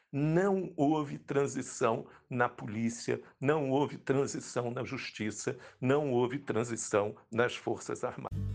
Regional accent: Rio de Janeiro, Brazil; eu sou carioca

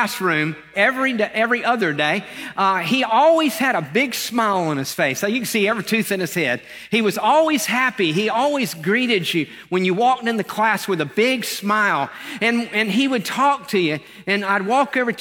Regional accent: Lakeland, Florida, United States; I was born in Lakeland, Florida, not far from here

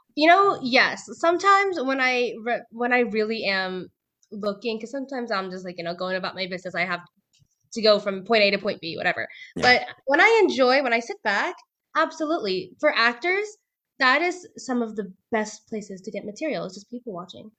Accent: Bay Area, California, United States; moved away as an adult; now in Southern California, United States; I am originally from the Bay Area

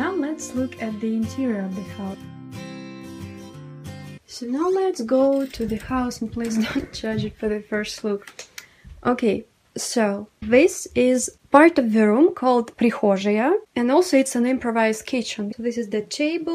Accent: Spassk-Dalny, Primorsky Krai, Russia; I live in the far east of Russia, and now I'm in my hometown Spassk

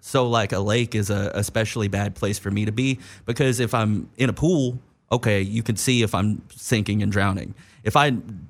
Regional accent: East Coast, United States; regardless of like growing up on the East Coast, you obviously didn't have to deal with this so much, but I had snow days.

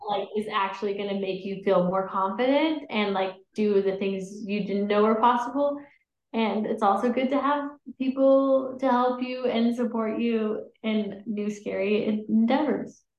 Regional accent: Utah, United States; also born or lived in Colorado; I grew up in Utah mostly

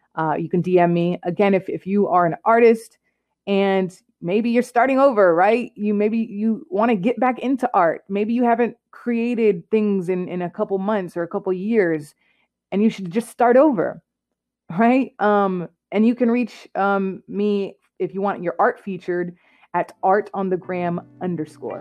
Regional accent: Clarksville, Tennessee, United States; moved away as an adult; also born or lived in Allentown, Pennsylvania; I'm originally from Clarksville, Tennessee

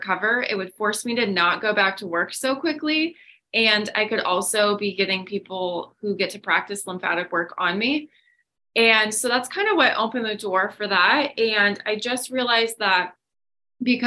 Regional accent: northwest suburbs of Chicago, Illinois, United States; moved away as an adult; also born or lived in Missouri; now in Florida, United States; I'm from the Midwest. So northwest suburbs of Chicago

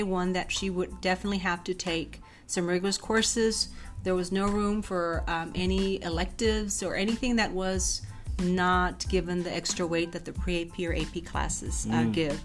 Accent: Mexico; moved away; also born or lived in Washington State; my parents don't speak any English because we are from Mexico

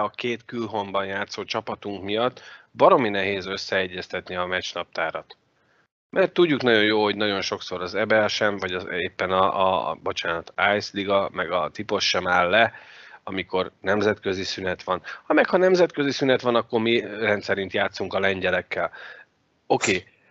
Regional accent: Hungary; magyarok vagyunk

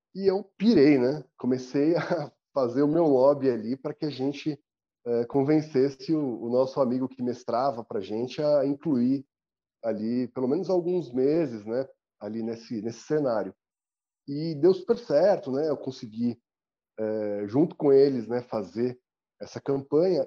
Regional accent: São Paulo, Brazil; eu tenho 42 anos, sou paulistano

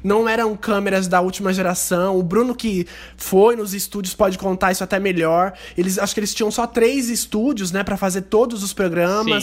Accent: Loanda, Paraná, Brazil; now in Maringá, Brazil; eu morava numa cidade bem menor, que no caso é Loanda, aqui no Paraná, onde eu nasci

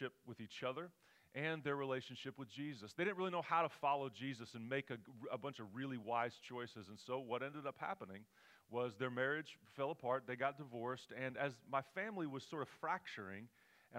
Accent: Oklahoma, United States; moved away as an adult; now in California, United States; We're from Oklahoma.

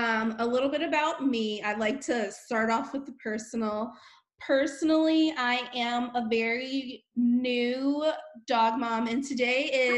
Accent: Honolulu, Hawaii, United States; born there; Also, I'm a military brat. I've been all over the world. I was born in Honolulu, Hawaii, and have been skipping all over the place since then.

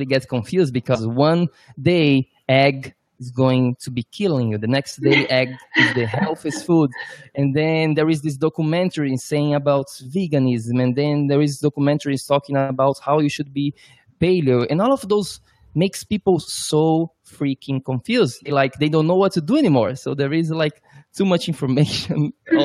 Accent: Brazil; now in New York, United States; I'm from Brazil

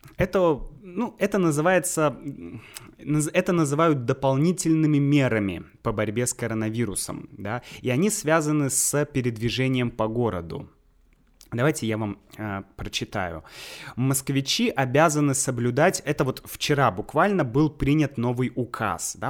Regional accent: Saint Petersburg, Russia; moved away as an adult; also born or lived in Leningrad Oblast; now in Moscow, Russia; я сам из Санкт-Петербурга, и в Санкт-Петербурге находятся, ну, по сути, все мои родственники

